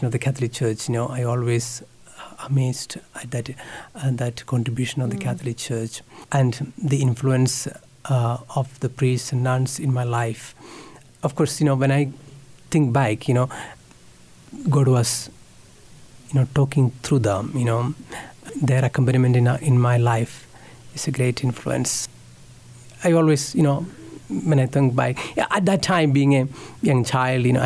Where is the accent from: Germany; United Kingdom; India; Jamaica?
India; English is a second language; moved away as an adult; now in Kansas, United States; I am from India.